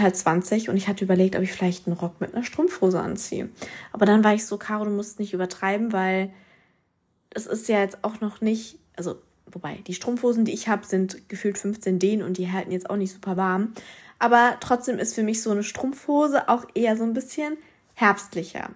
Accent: Mannheim, Baden-Württemberg, Germany; bei uns in Mannheim

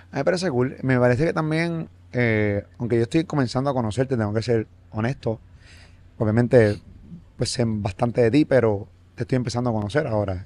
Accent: Puerto Rico; yo como puertorriqueño

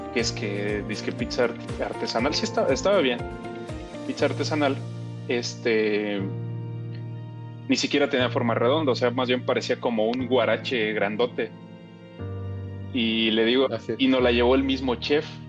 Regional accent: Mexico; soy mexicano.

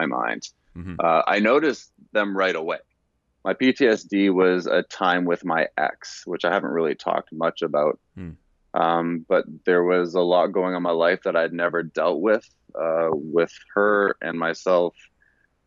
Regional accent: Canada; moved away as an adult; also born or lived in Louisiana; I'm Canadian, I played center when I was in high school

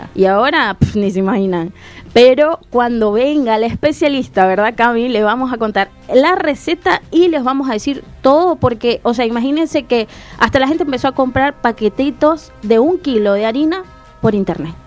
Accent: Maracaibo, Zulia, Venezuela; now in Argentina; Yo soy de Maracaibo

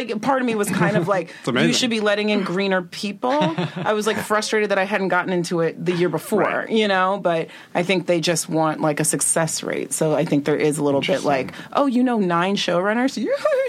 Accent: Allen, Texas, United States; moved away; I'm from Allen, like Dallas.

